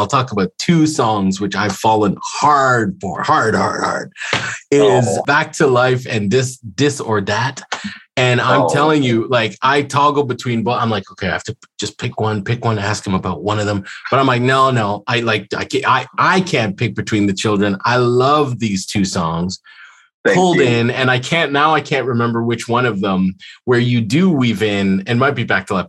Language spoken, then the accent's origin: English; Ethiopia; also born or lived in Montreal, Canada; now in Toronto, Canada; I was born in Ethiopia. So for me coming to Canada